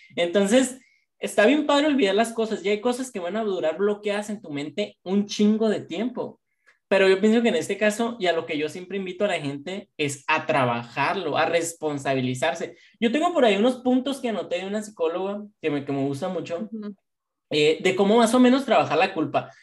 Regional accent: Mexico; nosotros nacimos en México

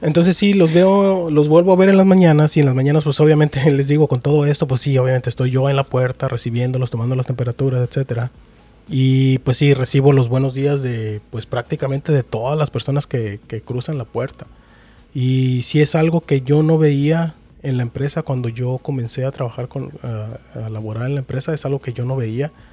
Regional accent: Mexico; uno también como mexicano

